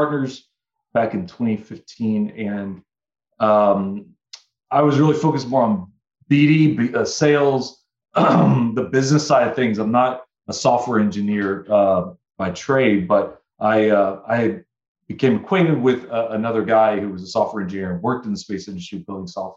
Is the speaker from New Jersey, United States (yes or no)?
no; Denton, Texas, United States; now in Portland, United States; from Texas, outside of the Dallas area, Denton, Texas.